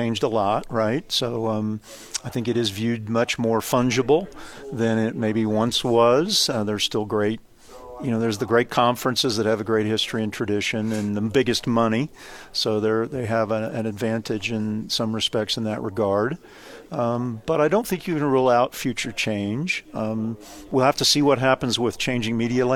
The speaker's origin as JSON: {"language": "English", "region": "Kansas", "country": "United States", "tie": "born or raised there", "said": "I grew up in the state of Kansas"}